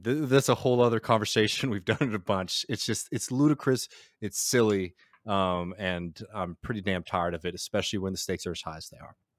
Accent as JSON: {"language": "English", "region": "Texas", "country": "United States", "tie": "born or raised there", "said": "my home state of Texas"}